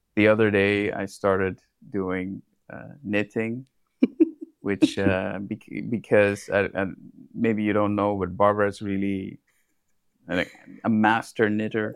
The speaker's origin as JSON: {"language": "English", "country": "India", "moved": "yes", "said": "I come from India"}